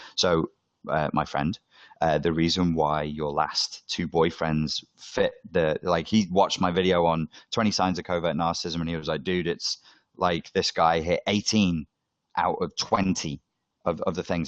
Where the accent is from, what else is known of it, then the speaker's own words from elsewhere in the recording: Liverpool, North West England, United Kingdom; I'm from Liverpool. I'm from the North.